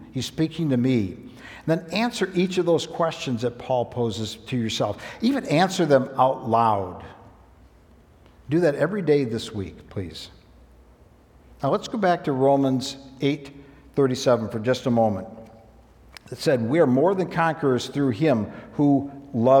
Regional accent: United States; my status as an American who was wealthy

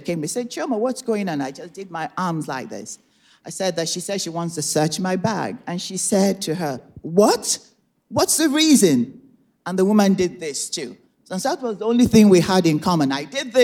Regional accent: Nigeria; moved away as an adult; now in United States; I was born and raised in Nigeria. I came to America in 1987 as a young adult

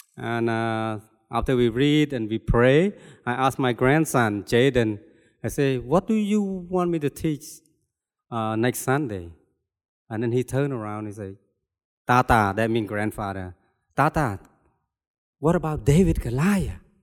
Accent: Cambodia; moved away; I was born and raised in Cambodia

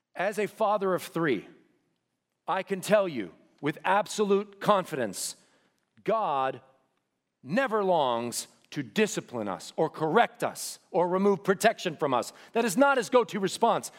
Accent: The Woodlands, Texas, United States; I could not wait to get out of here, to get away from school, to even get away from the woodlands

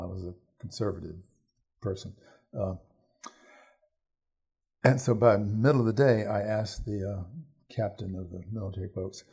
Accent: Virginia, United States; I'm also from Virginia, which is far more patriotic in that sense than Wisconsin.

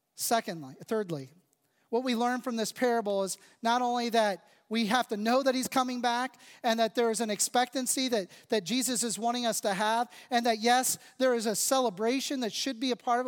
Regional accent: United States; I am thankful to be an American. I am grateful to be a citizen of this country. I'm grateful to live here

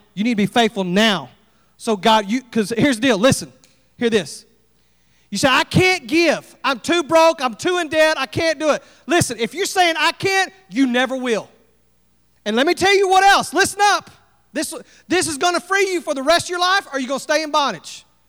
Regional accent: Texas, United States; I couldn't carry here. I'm from Texas, and I carry

